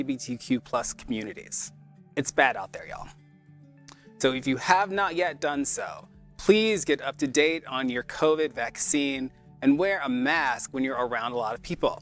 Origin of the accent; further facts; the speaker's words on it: Atlanta, Georgia, United States; I grew up in Georgia.